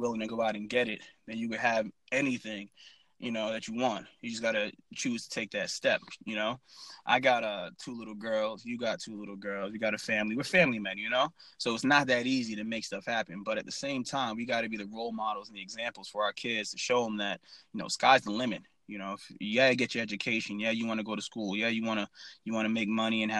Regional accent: Worcester, Massachusetts, United States; moved away as an adult; I grew up in Worcester, Massachusetts

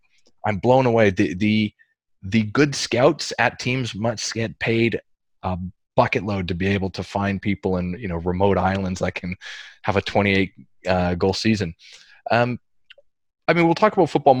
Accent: Canada; now in Australia; I'm Canadian

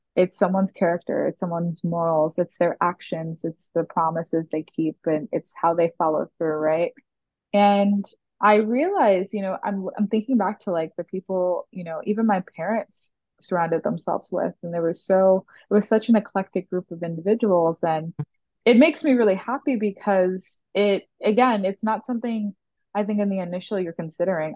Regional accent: New York City, New York, United States; growing up in the Bronx

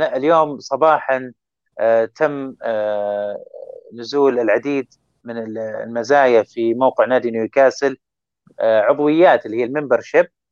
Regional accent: Saudi Arabia; ودنا يكون لنا دور اكثر كسعوديين

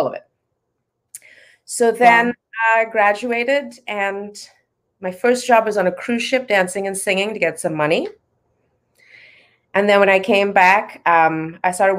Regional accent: Trinidad & Tobago; I grew up in Trinidad in the Caribbean

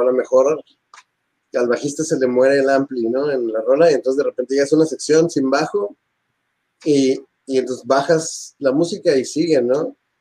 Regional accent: Tijuana, Baja California, Mexico; somos guitarristas rockeros de Tijuana

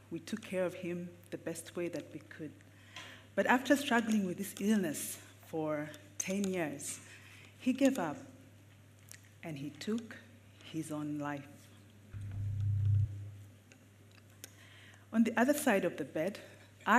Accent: Uganda; I am a psychiatrist born and raised in Uganda.

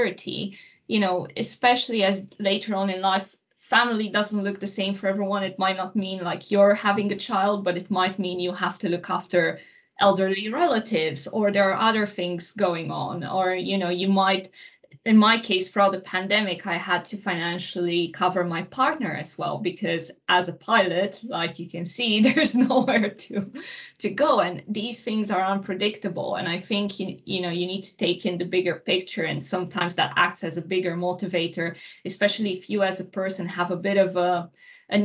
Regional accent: Transylvania, Romania; moved away; I grew up in Romania, in Transylvania.

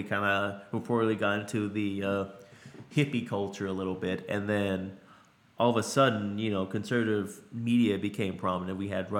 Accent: Louisiana, United States; born there; also born or lived in Pennsylvania / Connecticut / Colorado / Alaska; So, my family moved around every couple years. I was born in Louisiana.

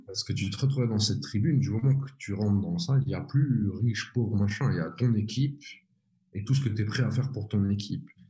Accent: Switzerland; je suis de Suisse

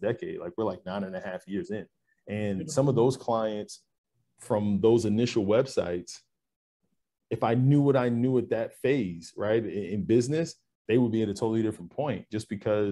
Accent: New York, United States; now in Texas, United States; I grew up in New York

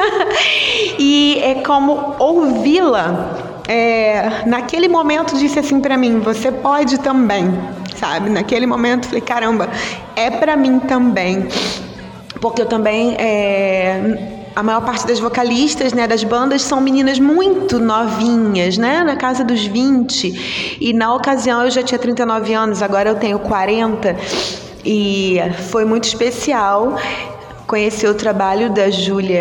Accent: Rio de Janeiro, Brazil; Sou aqui do Rio de Janeiro

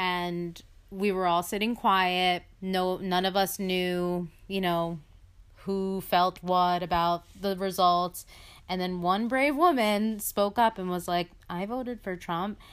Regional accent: United States; my parents were also immigrants and, uh, came here completely, uh, legally

